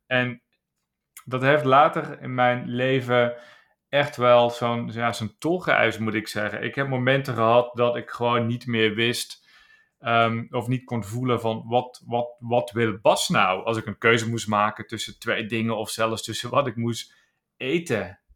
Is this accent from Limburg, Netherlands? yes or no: yes; Landgraaf, Limburg, Netherlands; geboren in Zuid-Limburg, een klein plaatsje in Landgraaf. En ik ben daar opgegroeid